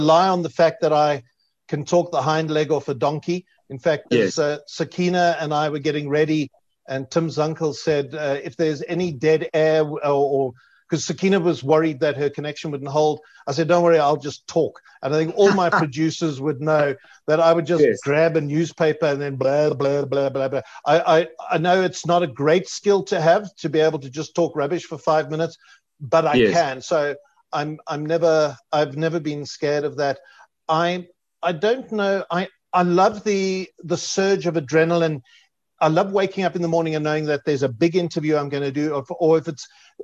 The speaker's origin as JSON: {"language": "English", "town": "Edenvale", "region": "Gauteng", "country": "South Africa", "tie": "born or raised there", "said": "I grew up in Edenvale"}